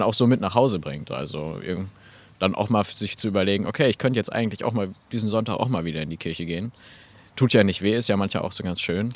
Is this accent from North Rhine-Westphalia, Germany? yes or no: yes; Geseke, North Rhine-Westphalia, Germany; also born or lived in Eschwege / Magdeburg; in Eschwege geboren, ein bisschen dann über Magdeburg, bis dann hier endgültig dann in Ehringhausen, äh, da bin ich dann gelandet und ähm, mittlerweile auch äh, sehr heimisch geworden. Und äh, ja, war hier in Stürmede in der Schule